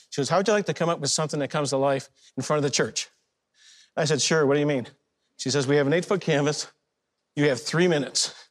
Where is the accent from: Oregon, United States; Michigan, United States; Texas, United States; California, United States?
Michigan, United States; Detroit; I was from Detroit, so I worked for Ford, Nissan, GM.